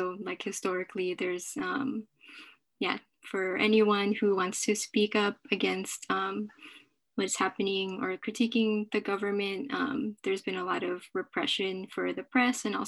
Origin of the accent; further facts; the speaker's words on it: Philippines; I'm Filipino. So it's of course my culture and my people